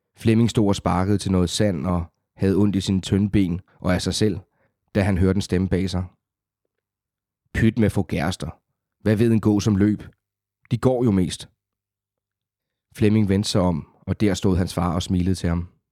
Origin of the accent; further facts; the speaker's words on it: South Funen, Southern Denmark, Denmark; accent: South Funen; moved away as an adult; now in Copenhagen, Denmark; oprindeligt fra Sydfyn. Der er, og selvom jeg har boet i København i små tretten år, så er der jo visse ord, der stadigvæk kan afsløre det